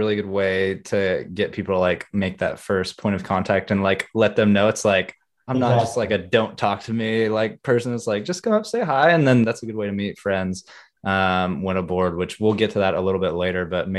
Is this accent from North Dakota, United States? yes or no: no; Fort Worth, Texas, United States; I'm from Fort Worth, Texas.